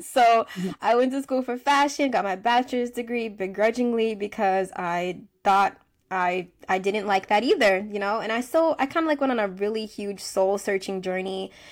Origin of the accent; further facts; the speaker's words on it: United States; I'm from the United States